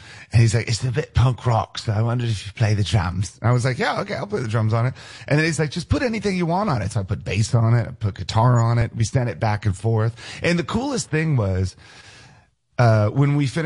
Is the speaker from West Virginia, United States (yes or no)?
no; D.C., District of Columbia, United States; moved away; I grew up outside of Washington, D.C., and so my house is maybe about 8 miles from the Pentagon.